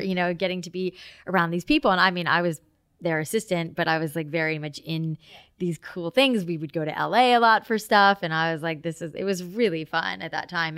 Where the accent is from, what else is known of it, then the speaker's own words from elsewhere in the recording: Boca Raton, Florida, United States; also born or lived in Long Island, New York / Atlanta; I grew up in South Florida in Boca Raton